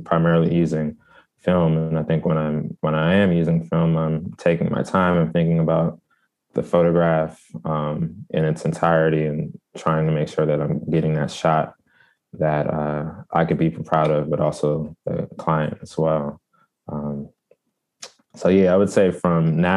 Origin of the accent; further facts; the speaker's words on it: Prince George's County, Maryland, United States; also born or lived in Washington, District of Columbia, United States / Pennsylvania; I'm from Prince George's County, Maryland